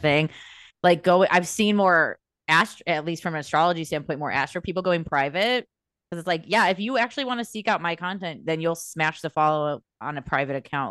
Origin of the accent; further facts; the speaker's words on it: United States; we're American people